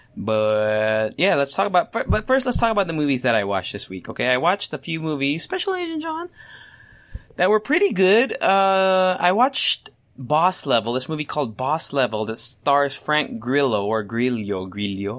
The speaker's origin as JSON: {"language": "English", "country": "Philippines", "said": "I'm Asian, I am Filipino"}